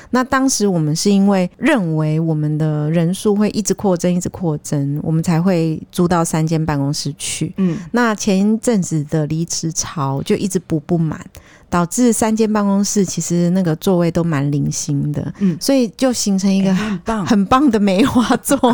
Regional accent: Taiwan; 其实以前在台湾，从台湾去日本旅游，我们在那边的沟通其实还好

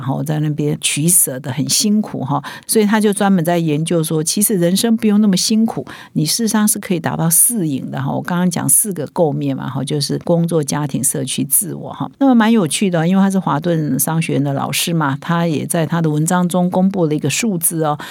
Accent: Taiwan

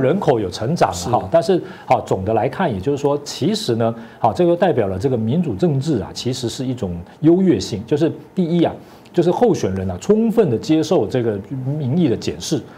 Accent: Taiwan; 我们台湾人

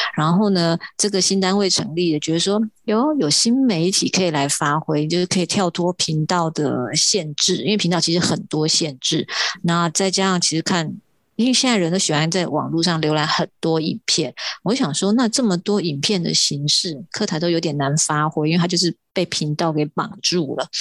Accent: Taiwan; accent: Hailu Hakka; first language Hakka; Chinese is a second language; 跟我讲的是一样的腔调

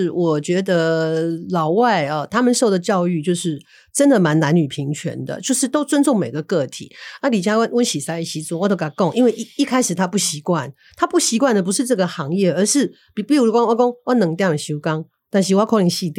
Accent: Taiwan; 身为台湾人，我是非常非常

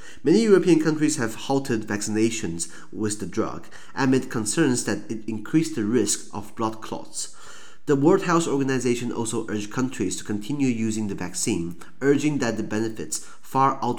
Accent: Taiwan; 哎，好像我们台湾人刚好只拿到 A Z，对不对？

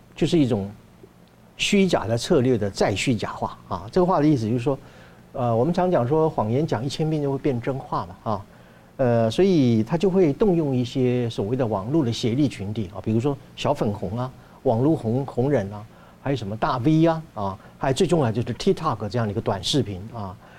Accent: Taiwan; 我们台湾话叫条啊卡嘛

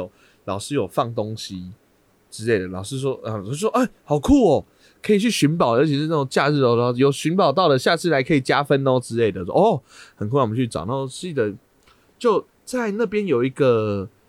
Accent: Taichung, Taiwan; 我是台中的哦，是

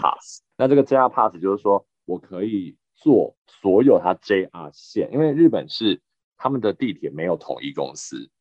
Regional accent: Taiwan; moved away; also born or lived in Japan; 身为台湾人长大，台湾人思维

